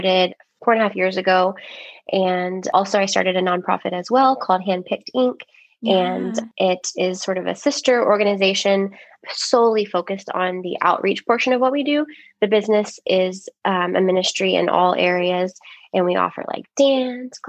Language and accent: English; Richmond, Texas, United States; I was born and raised here in the Richmond area. And love my hometown so much